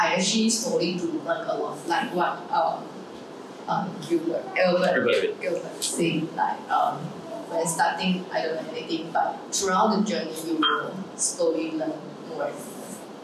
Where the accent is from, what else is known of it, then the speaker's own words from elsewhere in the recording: Malaysia; now in Singapore; I'm actually Malaysian